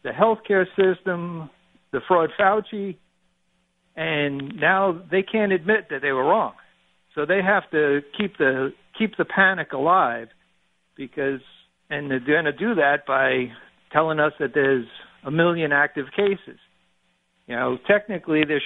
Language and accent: English; New York, United States; moved away as an adult; now in Virginia, United States; I'm a New Yorker originally, and a lot of us moved down here to get away from the high taxation and ridiculous corruption up there